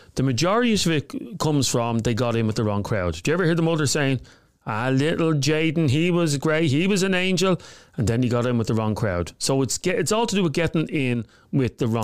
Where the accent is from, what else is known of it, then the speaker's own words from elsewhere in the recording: Dublin, Leinster, Ireland; I grew up in Coolock